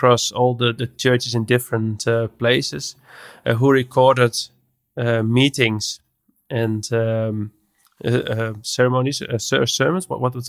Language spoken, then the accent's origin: English; Netherlands; English is a second language; I'm from the Netherlands. I'm an audio developer.